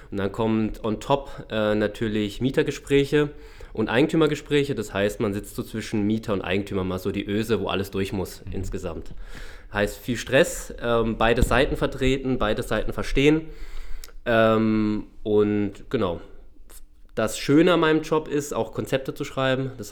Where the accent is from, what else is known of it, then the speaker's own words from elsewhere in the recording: Freiburg, Baden-Württemberg, Germany; now in Cottbus, Germany; Ursprünglich komme ich aus Freiburg, also ähm, geboren in Baden, im schönen Badenland.